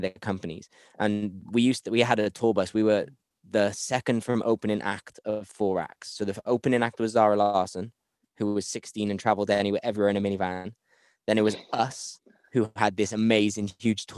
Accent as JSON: {"language": "English", "town": "Cardiff", "region": "Wales", "country": "United Kingdom", "said": "I come from Cardiff"}